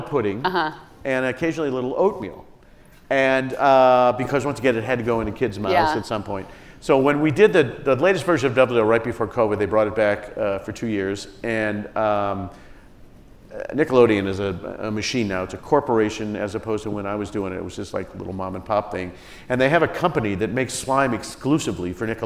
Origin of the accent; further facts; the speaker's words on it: Indiana, United States; growing up in Indiana